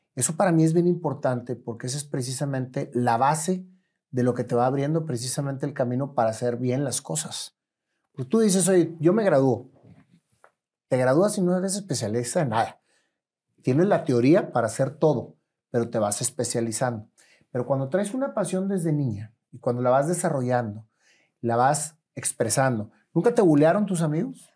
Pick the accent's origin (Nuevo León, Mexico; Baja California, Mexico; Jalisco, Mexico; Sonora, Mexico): Nuevo León, Mexico; Monterrey; yo nací en Allende, entre Doctor y Suazo, entonces conozco perfectamente bien el centro